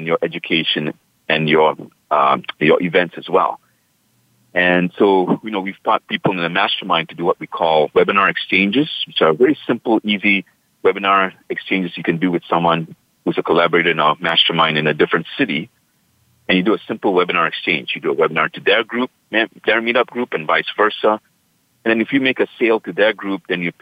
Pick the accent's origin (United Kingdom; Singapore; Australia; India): Singapore; now in United States; In my hometown, Singapore, where I was born and raised.